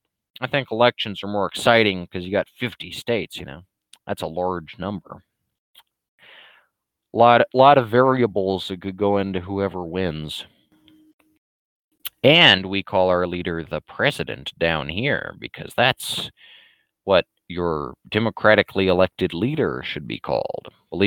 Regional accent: Dublin, Leinster, Ireland; We're the Irish, and I'm from Dublin, and I respect my nationality, you know.

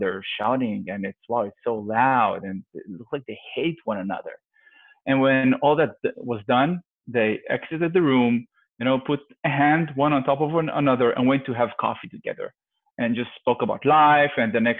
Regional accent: Israel; Well, it's my home country. I love it. The culture there is very mixed

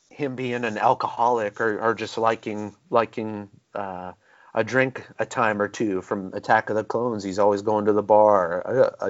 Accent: Houston, Texas, United States; Not because I'm from Houston

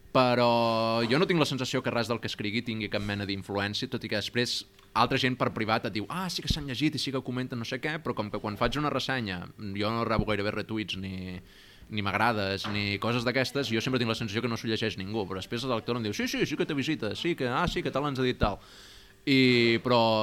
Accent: Barcelona, Catalonia, Spain; also born or lived in Zadar, Croatia; jo vinc, soc aquí de Barcelona

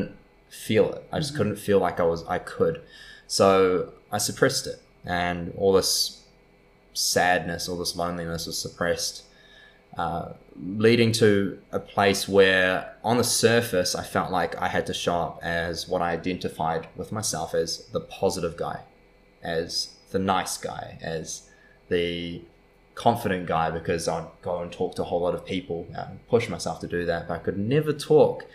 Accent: New Zealand; also born or lived in San Diego; from New Zealand, grew up in such a safe and beautiful country

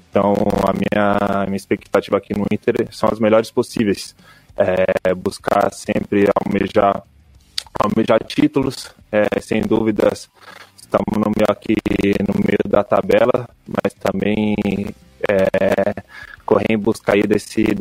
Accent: Brazil; moved away as an adult; also born or lived in Italy; acabei saindo muito jovem aqui do Brasil. Saí com 18 anos

